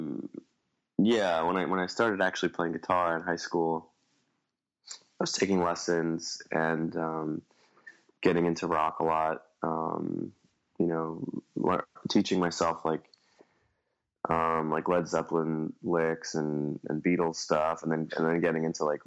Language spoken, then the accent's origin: English; New York City, New York, United States; born and raised in Staten Island, New York